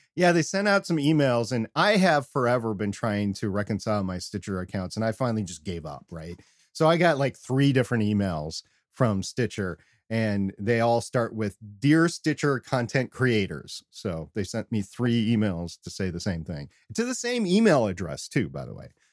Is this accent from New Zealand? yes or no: no; United States; all of us Americans